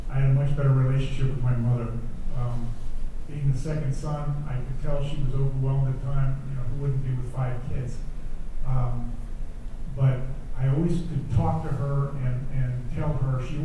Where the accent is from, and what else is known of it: D.C., Maryland, United States; born or raised there